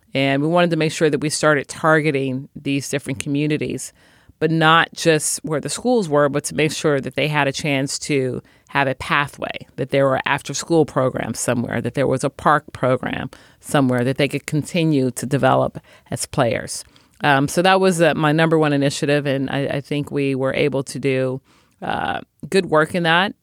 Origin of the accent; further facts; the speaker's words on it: Chicago, Illinois, United States; I was born and raised in Chicago